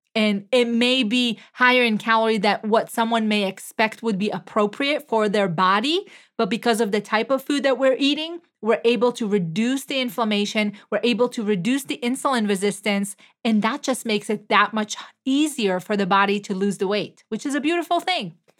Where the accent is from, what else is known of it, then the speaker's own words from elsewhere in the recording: Israel; moved away; I am originally from Israel